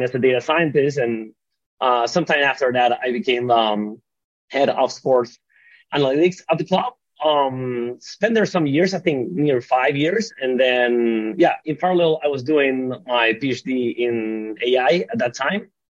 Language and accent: English; Venezuela; moved away as an adult; now in Barcelona, Spain; I was born and raised in Venezuela